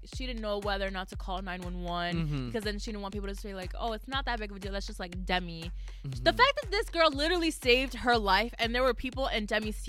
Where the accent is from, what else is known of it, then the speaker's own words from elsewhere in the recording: United States; Please don't hate us just because we're American.